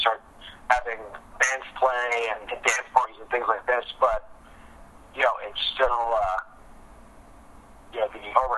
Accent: New York, United States; I'm from New York, our company is from New York

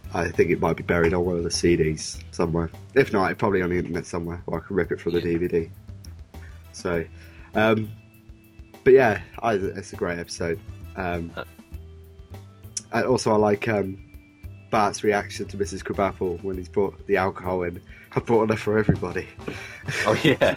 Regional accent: Oxford, South East England, United Kingdom; I'm from Oxford

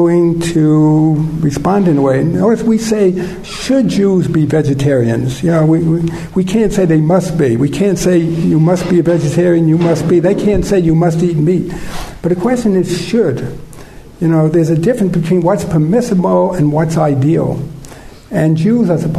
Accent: United States; I'm from the States.

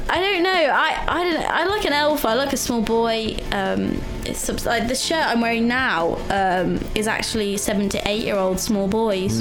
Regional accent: Leicester, East Midlands, United Kingdom; moved away as an adult; now in Sheffield, United Kingdom; my hometown

